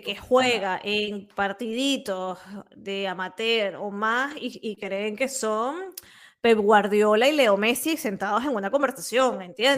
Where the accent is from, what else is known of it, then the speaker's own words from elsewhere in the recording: Venezuela; now in Catalonia, Spain; yo como venezolana